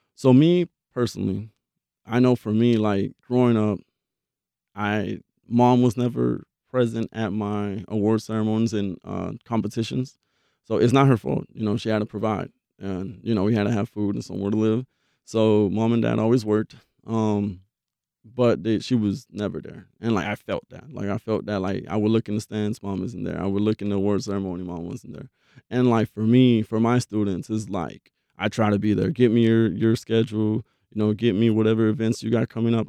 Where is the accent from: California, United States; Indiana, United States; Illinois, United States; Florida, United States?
Florida, United States; Belle Glade; now in Jacksonville, United States; I'm from Belgrade, Florida